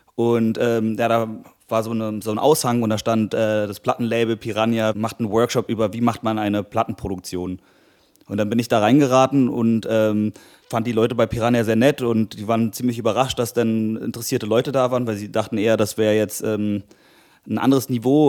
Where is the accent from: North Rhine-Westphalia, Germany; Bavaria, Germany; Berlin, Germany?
Berlin, Germany; ich bin Musiker aus Berlin